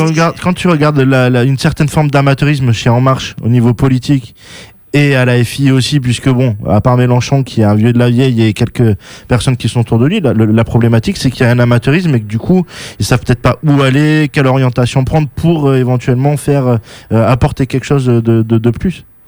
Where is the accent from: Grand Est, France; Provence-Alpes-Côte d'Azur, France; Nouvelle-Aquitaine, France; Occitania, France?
Nouvelle-Aquitaine, France; Bordeaux; je suis né à Bordeaux